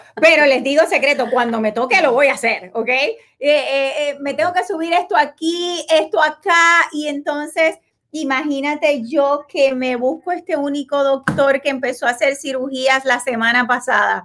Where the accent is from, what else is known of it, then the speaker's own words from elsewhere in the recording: Puerto Rico; now in Florida, United States; yo soy puertorriqueña